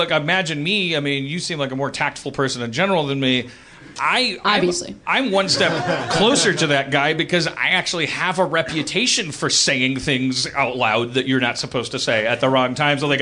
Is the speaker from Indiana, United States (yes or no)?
no; Milwaukee, Wisconsin, United States; I'm from Milwaukee.